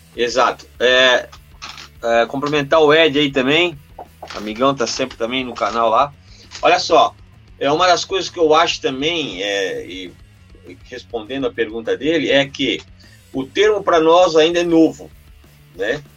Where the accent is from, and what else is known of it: Brazil